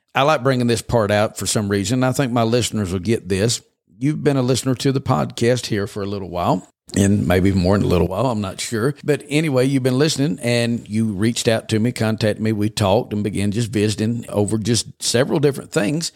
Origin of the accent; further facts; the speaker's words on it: Georgia, United States; moved away as an adult; also born or lived in western Kentucky; now in Oklahoma, United States; the first seventeen years of my life was in Georgia